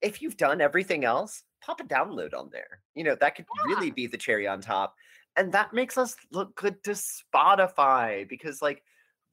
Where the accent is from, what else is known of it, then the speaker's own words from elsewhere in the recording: Texas, United States; we're from Texas